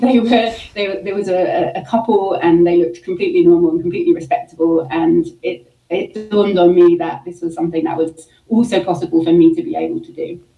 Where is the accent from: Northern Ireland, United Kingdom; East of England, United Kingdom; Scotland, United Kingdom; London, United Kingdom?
London, United Kingdom; moved away as an adult; also born or lived in Brighton, United Kingdom / Michigan, United States; now in Utah, United States; I'm from the UK. Um, I'm originally from London, uh, but I, I, call Brighton home. I lived there for 10 years before moving to the States